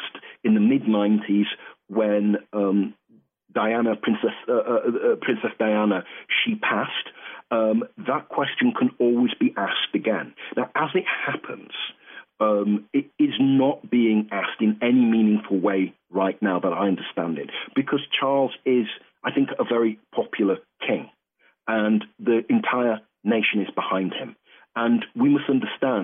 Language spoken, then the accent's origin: English; United Kingdom; moved away as an adult; now in Northwest Indiana, United States; a British subject